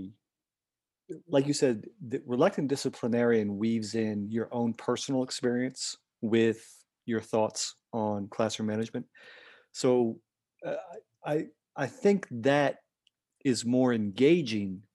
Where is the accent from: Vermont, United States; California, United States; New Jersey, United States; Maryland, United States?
Vermont, United States; moved away as an adult; I grew up in Vermont, so I grew up on Ben and Jerry's.